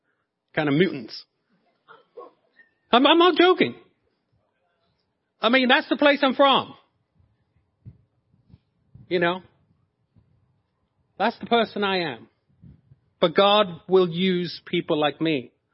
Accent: Norwich, East of England, United Kingdom; And I told him, I said, I'm from Norwich.

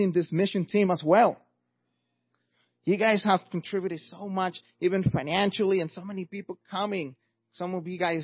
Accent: Mexico; English is a second language; moved away; as you could hear by my accent, I'm not first generation, I'm actually an immigrant from Mexico.

